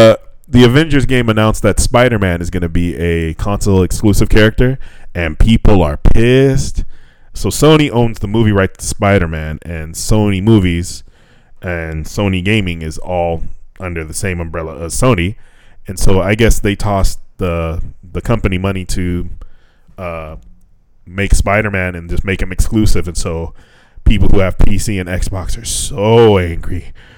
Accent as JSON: {"language": "English", "region": "California", "country": "United States", "said": "I'm from California. We California love."}